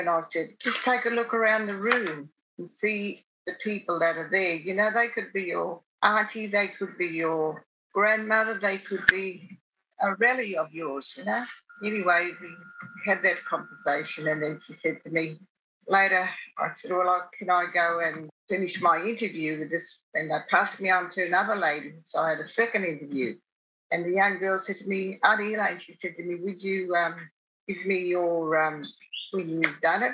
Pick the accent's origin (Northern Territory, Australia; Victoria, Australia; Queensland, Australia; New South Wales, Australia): Northern Territory, Australia; Alice Springs; I grew up in Alice Springs, born in Alice Springs